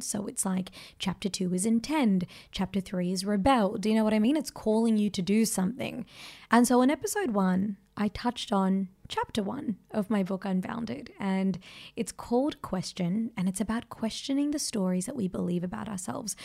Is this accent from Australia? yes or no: yes; Australia; because of my ethnicity, it cost me being an Australian